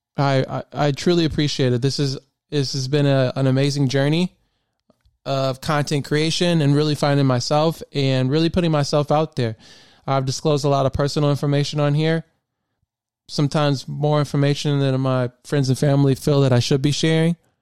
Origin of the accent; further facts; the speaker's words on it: Memphis, Tennessee, United States; moved away as an adult; now in Maryland, United States; I really spent a lot of time, um, growing up in Memphis